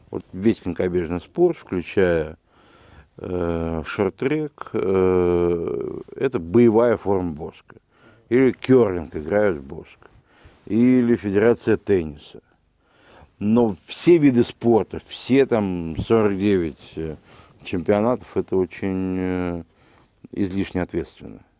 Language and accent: Russian; Moscow, Russia; я родился в городе Герой Москве, в 1966 году, и э, здесь же окончил...